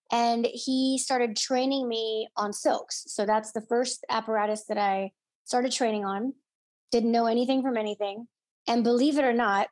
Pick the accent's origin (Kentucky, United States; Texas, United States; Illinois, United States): Illinois, United States; moved away as an adult; also born or lived in Orlando, Florida / Los Angeles, California; I grew up in Illinois, so I was 15 hours away from home